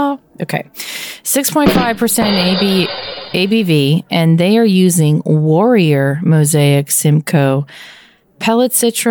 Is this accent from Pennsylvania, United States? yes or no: yes; eastern Pennsylvania, United States; moved away; The great thing about my home state is the uniqueness of the east side and the west side